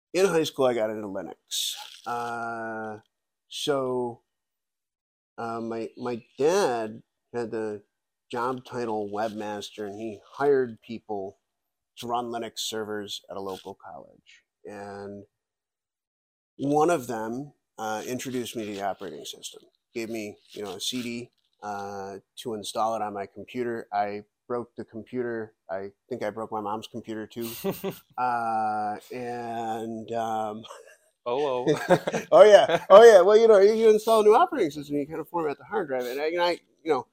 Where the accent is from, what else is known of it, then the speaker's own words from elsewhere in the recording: Buffalo, New York, United States; I'm from Buffalo, New York